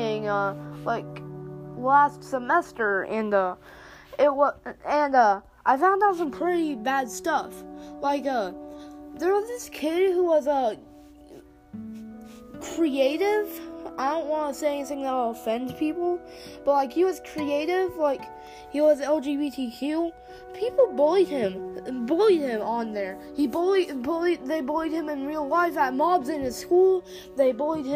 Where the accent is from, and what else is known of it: United States; accent: southern